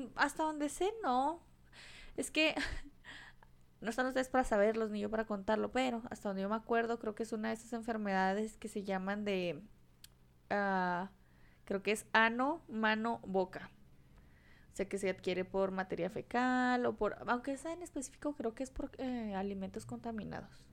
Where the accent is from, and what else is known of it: Mexico